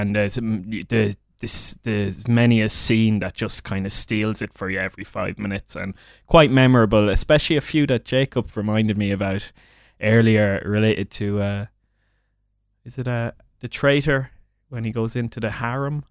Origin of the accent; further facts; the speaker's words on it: Midlands, Ireland; I'm from the Midlands in Ireland.